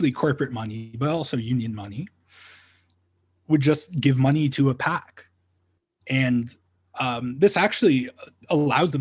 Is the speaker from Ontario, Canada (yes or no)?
yes; Ontario, Canada; now in Calgary, Canada; I'm originally from Ontario